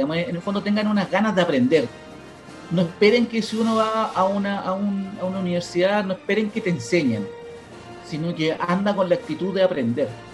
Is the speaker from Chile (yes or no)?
yes; Santiago, Santiago Metropolitan Region, Chile; donde venía yo, yo soy de Cerro Navia